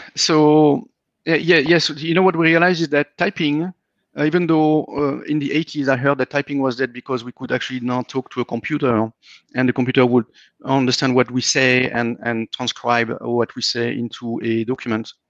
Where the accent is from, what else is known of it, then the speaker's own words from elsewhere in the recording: France; moved away as an adult; now in Austin, United States; I'm coming from France